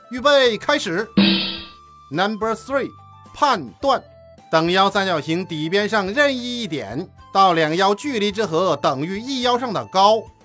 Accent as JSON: {"language": "Chinese", "region": "Northeast China", "country": "China", "tie": "born or raised there", "said": "小时候在东北"}